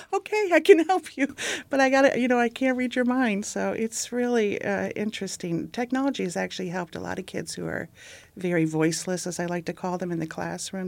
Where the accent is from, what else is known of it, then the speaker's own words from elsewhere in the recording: Ohio, United States; growing up in Ohio